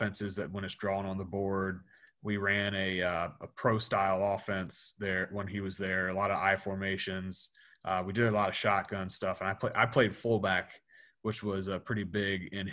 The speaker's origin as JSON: {"language": "English", "area": "Rockingham County", "region": "Virginia", "country": "United States", "tie": "born or raised there", "said": "Where I grew up around Rockingham County, Virginia, which is, if anybody's familiar with James Madison University, JMU, I grew up about 20 minutes away from the JMU campus"}